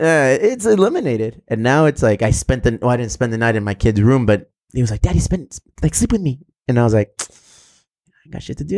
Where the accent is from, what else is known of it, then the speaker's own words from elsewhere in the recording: South Bay, California, United States; we're both from the South Bay